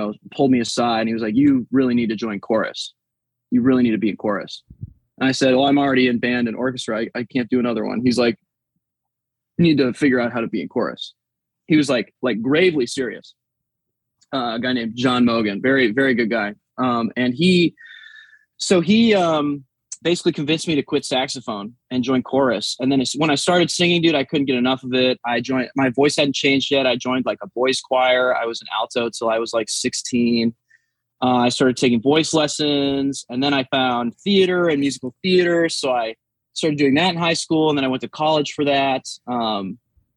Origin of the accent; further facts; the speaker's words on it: South Dakota, United States; now in Little Rock, United States; I grew up in South Dakota